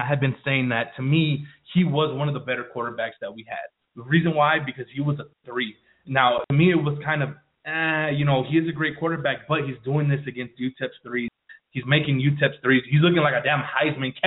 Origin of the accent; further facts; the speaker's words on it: El Paso, Texas, United States; I'm from the Northeast